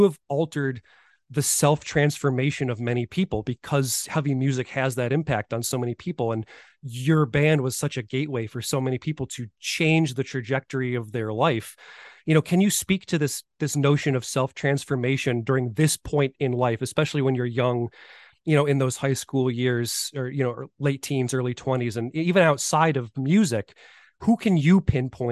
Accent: Buffalo, New York, United States; I'm from Buffalo, New York

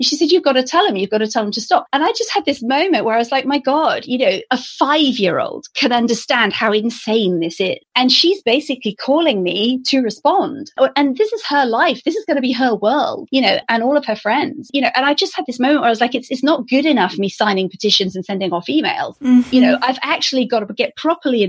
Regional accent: Stroud, South West England, United Kingdom; the area I grew up in, where I live now, which is in the Cotswolds in the west of England

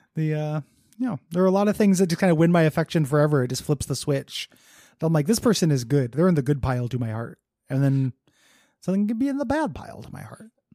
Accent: Illinois, United States; I was a coaster kid growing up on Six Flags in Illinois

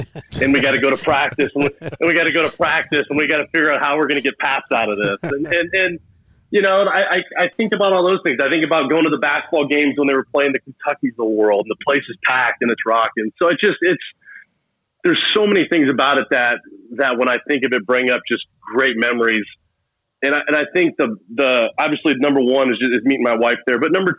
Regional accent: Missouri, United States; I grew up in the St. Louis area when my dad was in the Air Force

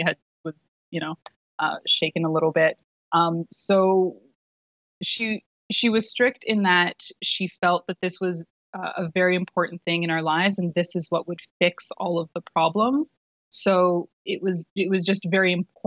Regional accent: Vancouver, British Columbia, Canada; I was living, I grew up in Vancouver, British Columbia

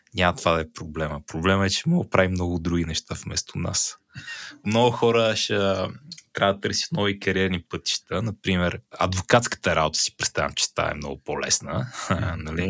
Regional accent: Botevgrad, Sofia Province, Bulgaria; По принцип не съм от Бургас. В принцип съм от Ботевград

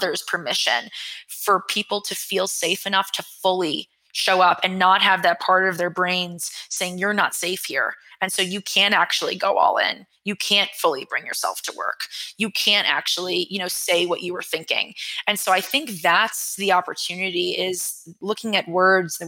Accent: New York, United States; I'm a New Yorker and I'm raised by New Yorkers

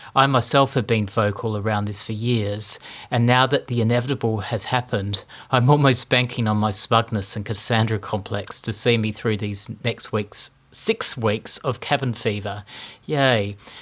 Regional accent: Melbourne, Victoria, Australia; I wake up in my hometown of Melbourne

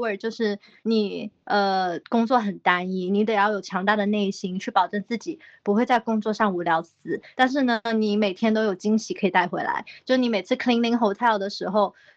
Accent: China; moved away as an adult; now in New Zealand; jasmine rice 就是我们中国人最爱吃的泰国香米

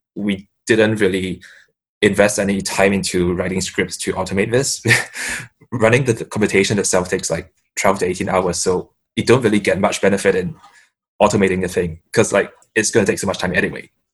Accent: Singapore; I'm from Singapore

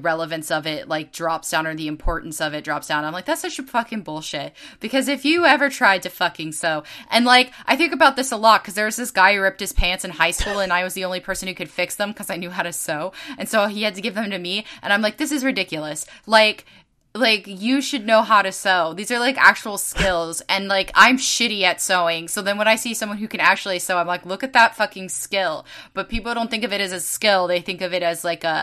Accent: Bay Area, California, United States; I'm from the Bay Area

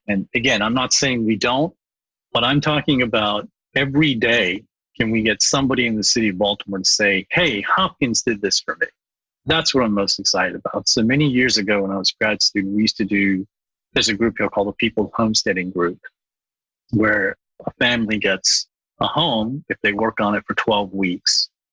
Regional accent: Bangladesh; moved away; I was born in Bangladesh, and I went back to work in Bangladesh

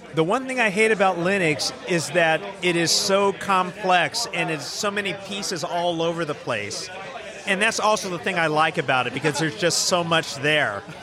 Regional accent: Lander, Wyoming, United States; I'm from Lander, Wyoming.

